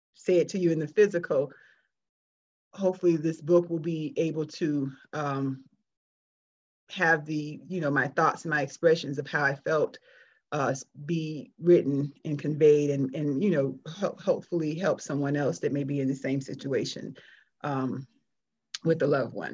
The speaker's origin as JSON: {"language": "English", "region": "South Florida", "country": "United States", "tie": "born or raised there", "moved": "as an adult", "said": "since I I left South Florida, which was in the early '90s, I'm I'm I still call Florida home. That's my hometown"}